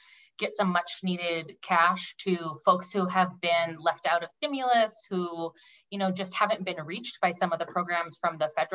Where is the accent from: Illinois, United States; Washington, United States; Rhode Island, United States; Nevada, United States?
Washington, United States; Sunnyslope, South Kitsap; I grew up in Sunny Slope in the house my mom grew up in. Graduated from South Kitsap High School in 2004.